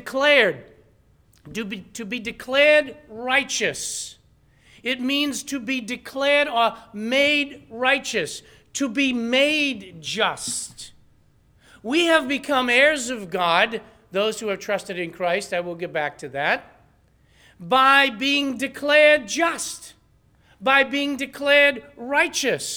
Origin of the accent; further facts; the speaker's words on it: New England, United States; accent: New England; with my New England accent